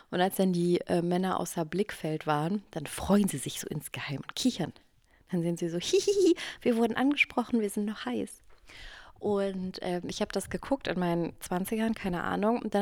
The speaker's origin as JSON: {"language": "German", "region": "Eifel", "country": "Germany", "said": "Ja, ich komme auch aus der Eifel."}